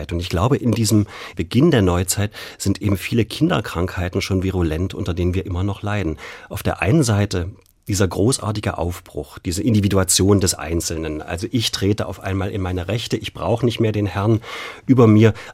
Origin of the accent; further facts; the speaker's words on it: Germany; Ich bin in der DDR groß geworden